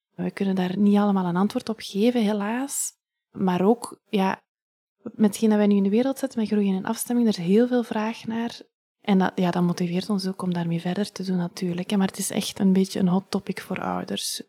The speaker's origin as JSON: {"language": "Dutch", "town": "Ghent", "region": "Flanders", "country": "Belgium", "also_born_or_lived": "Leuven", "moved": "yes", "lives_now": "Hoegaarden, Belgium", "said": "ik ben van Gent"}